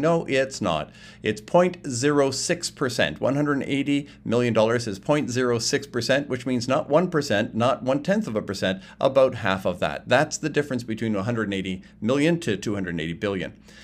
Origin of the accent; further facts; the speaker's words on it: Canada; I'm from Canada. I'm in Canada recording this